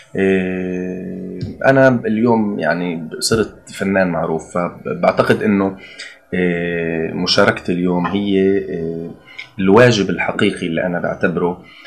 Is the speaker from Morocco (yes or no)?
no; Palestine; عندنا بفلسطين